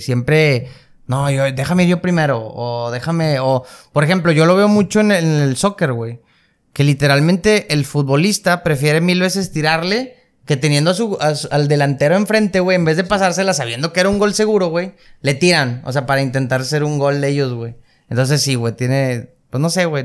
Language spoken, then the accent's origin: Spanish; Nuevo León, Mexico; estamos en una ciudad muy, muy privilegiada, muy avanzada